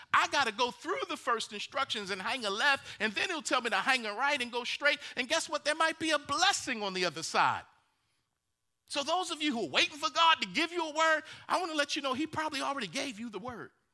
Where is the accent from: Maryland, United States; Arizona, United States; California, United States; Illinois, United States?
Maryland, United States; Baltimore; I'm from Baltimore